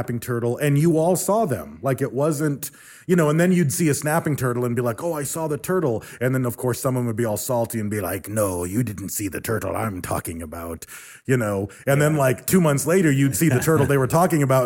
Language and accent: English; St. Mary's Lake, Michigan, United States; I grew up on St. Mary's Loch in Michigan